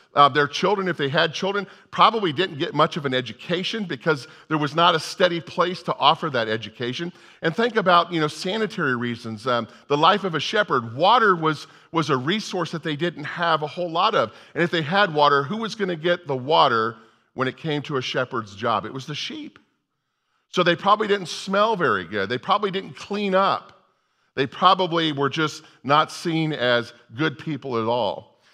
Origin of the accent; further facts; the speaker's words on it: Orlando, Florida, United States; I was born in Orlando